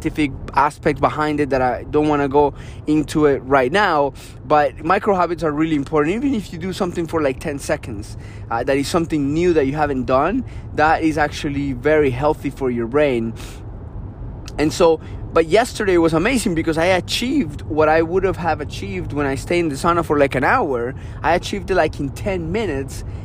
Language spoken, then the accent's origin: English; Colombia; moved away; I grew up in Colombia.